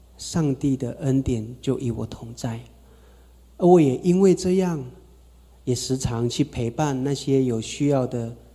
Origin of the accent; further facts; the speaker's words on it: Taitung, Taitung County, Taiwan; 我是从台东出生哈，阿美族